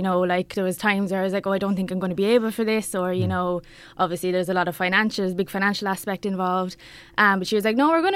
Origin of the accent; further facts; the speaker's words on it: Bannow, County Wexford, Ireland; also born or lived in Dublin; I'm from Banno, as you mentioned, and I went to school in Danescastle, secondary school in Ramsgrange Community School